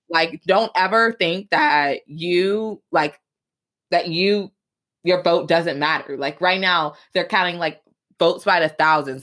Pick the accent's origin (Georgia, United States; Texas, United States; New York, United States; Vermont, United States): Georgia, United States; Atlanta; now in Michigan, United States; I grew up in Atlanta, Georgia